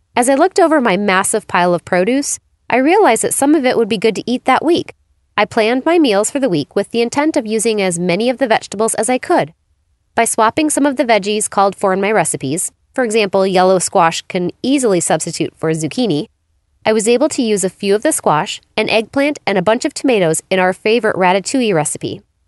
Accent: Phoenix, Arizona, United States; my hometown of Phoenix, Arizona

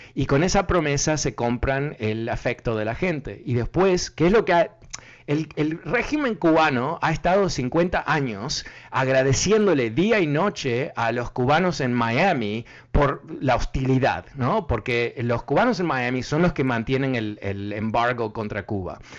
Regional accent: Uruguay; soy uruguayo

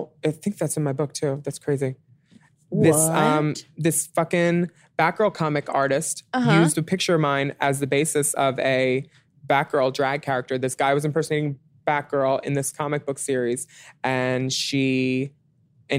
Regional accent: Philadelphia, Pennsylvania, United States; I'm from Philly

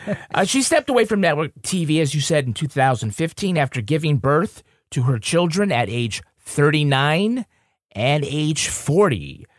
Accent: Holyoke, Massachusetts, United States; my hometown of Holyoke, Massachusetts, where we're both from.

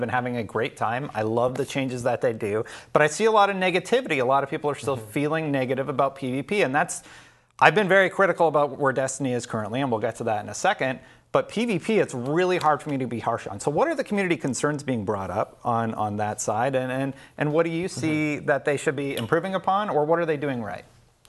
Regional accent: Canada; I'm also Canadian

